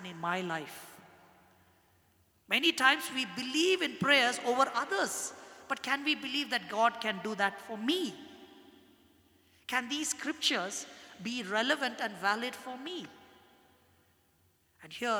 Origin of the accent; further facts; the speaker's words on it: India; I'm a Christian and I'm an Indian